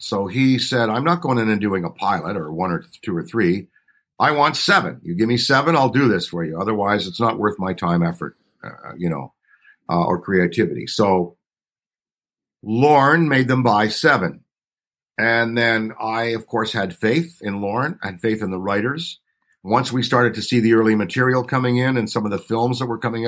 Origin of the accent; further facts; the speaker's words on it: Ottawa, Ontario, Canada; I was born on July 1st, Canada Day, in Ottawa, the capital